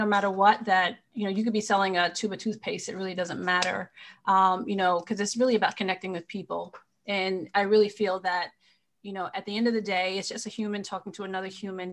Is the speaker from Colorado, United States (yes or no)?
no; Marlborough, New York, United States; I'm actually from upstate New York. And I was, you know, grew up in a small town called Marlborough, New York